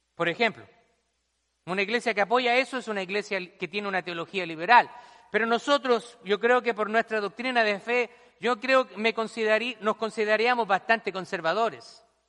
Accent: Chile; moved away as an adult; now in United States; Allá la gente rica, en mi país se le llama cuico

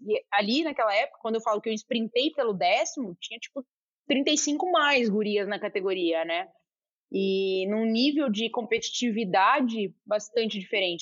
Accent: Goiânia, Goiás, Brazil; moved away; also born or lived in Brasília; eu cresci em Goiânia, depois eu fui, fui para Brasília

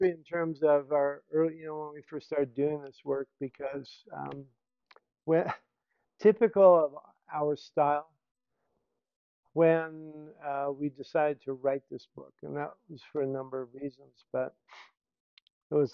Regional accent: Banámichi, Sonora, Mexico; So I'm coming from Banamichi in Rio Sonora and that you know background.

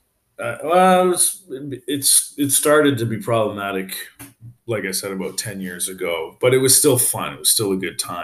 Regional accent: Calgary, Alberta, Canada; moved away as an adult; also born or lived in Victoria, British Columbia; now in Montreal, Canada; I'm from Calgary originally. I left there when I was like 21, lived in Victoria, BC for like 4 years. And then I moved here when I was like 24-ish.

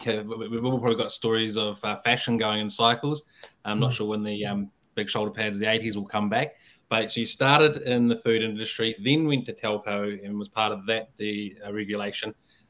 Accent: London, United Kingdom; But I come from London where everyone lived on their mobile phone in 2002, like we do today.

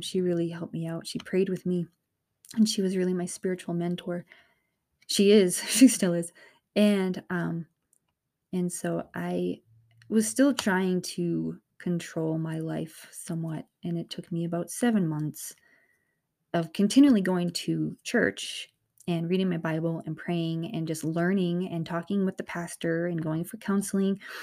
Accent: north of Boston, Massachusetts, United States; I'm from the East Coast. I'm from, um, an area north of Boston

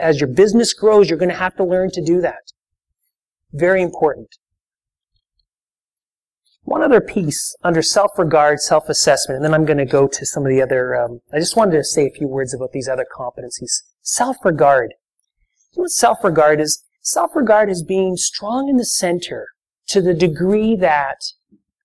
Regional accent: Canada; That's part of being Canadian

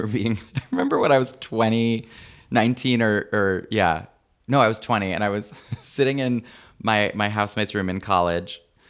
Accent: Flint, Michigan, United States; Oh, well, that's where Interlochen is. I grew up right outside of Flint.

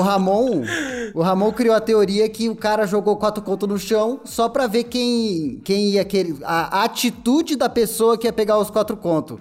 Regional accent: São Paulo, Brazil; now in São Roque, Brazil; eu sinto uma nostalgia do caralho quando eu vou pra São Paulo de novo, velho. vejo, vejo aqueles bairros que é igualzinho os bairros onde eu cresci

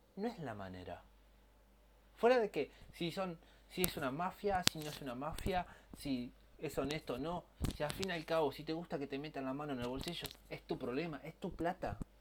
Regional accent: Argentina; De como argentino que soy y amo mi país.

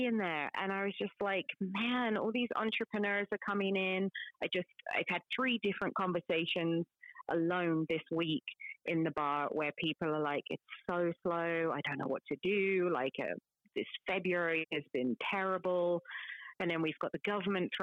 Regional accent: London, United Kingdom; moved away; I'm from London

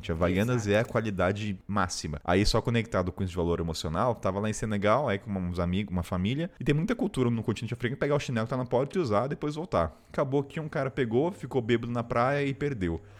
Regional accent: Brazil; eu sou brasileira, não sou idiota, vou dar um jeito.

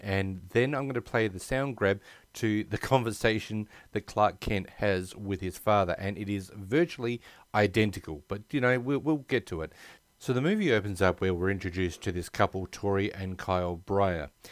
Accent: Australia; also born or lived in United States; I've been born and bred in Australia

